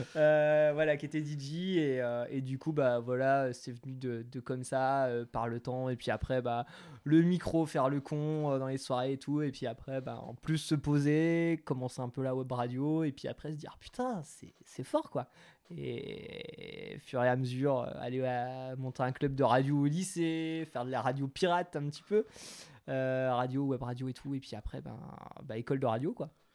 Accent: Territoire de Belfort, Bourgogne-Franche-Comté, France; now in Grenoble, France; Euh, en dessous de l'Alsace, territoire de Belfort, en Franche-Comté

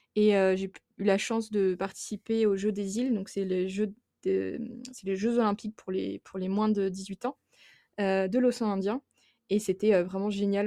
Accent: Burgundy, Bourgogne-Franche-Comté, France; moved away as an adult; now in Le Tampon, Réunion; je viens de Bourgogne et non pas d'Auvergne, dans un petit village qui s'appelle Guignon.

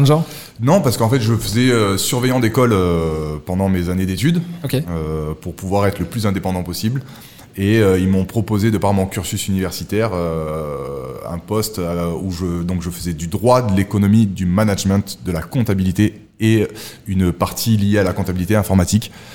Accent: Monaco; also born or lived in Nice; Je suis monégasque

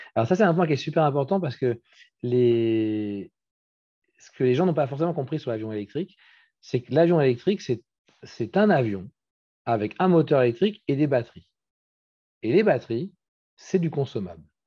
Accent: Brittany, France; je suis breton, je suis très attaché à la France

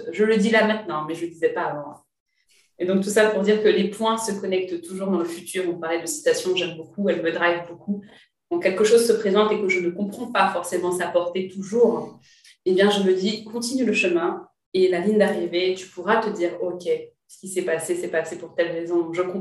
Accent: Martinique, France; now in Paris, France; moi, je suis martiniquaise, ma volonté, c'est d'implanter mon entreprise en Martinique.

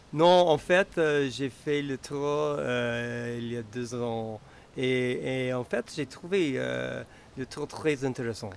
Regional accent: United States; French is a second language; moved away as an adult; now in Chamonix, France; Je viens des États-Unis. En fait, pas loin de Hillary, mhm. entre, Boston, entre et, Montréal

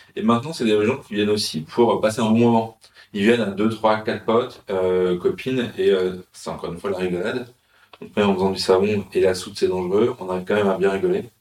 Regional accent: Paris, Île-de-France, France; now in Marseille, France; en tant que Parisien

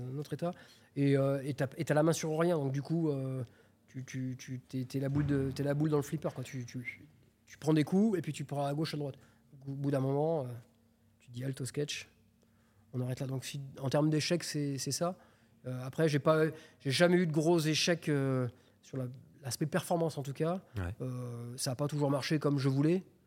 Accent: Clermont-Ferrand, Auvergne-Rhône-Alpes, France; je suis de Clermont-Ferrand

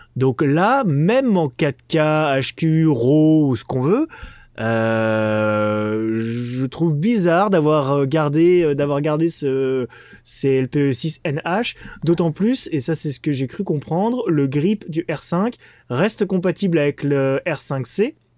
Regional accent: France; Je suis français.

